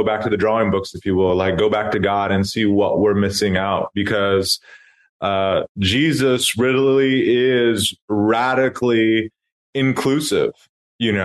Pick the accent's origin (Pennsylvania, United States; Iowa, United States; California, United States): California, United States; Sacramento; now in Oakland, United States; the neighborhood I grew up in Sacramento